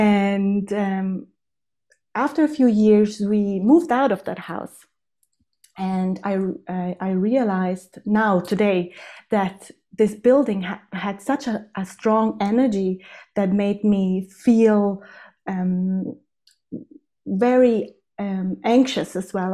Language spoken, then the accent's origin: English; South Tyrol, Trentino-Alto Adige, Italy; now in Innsbruck, Austria; I'm born and raised in South Tyrol, which is in the Italian Alps